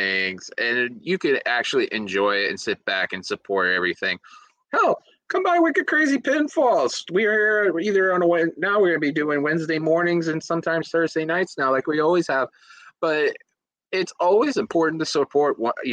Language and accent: English; Boston, Massachusetts, United States; I'm from Boston